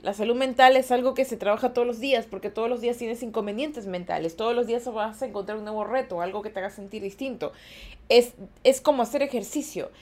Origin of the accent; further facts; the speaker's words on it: Ecuador; yo sí soy de Ecuador